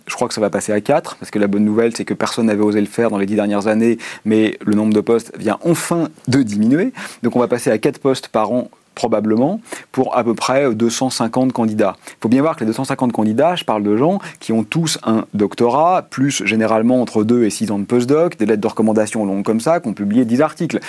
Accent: Neuilly-sur-Seine, Île-de-France, France; Je suis né à Neuilly-sur-Seine, euh, lycée Pasteur, classe préparatoire

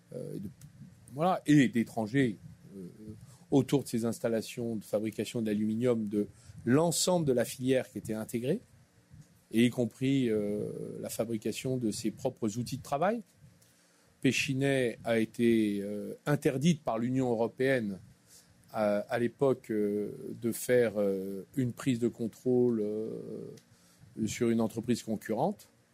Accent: Clamecy, Bourgogne-Franche-Comté, France; moved away as an adult; also born or lived in Dijon / Paris; je suis né à Clamcy, dans la Nièvre, en 1962.

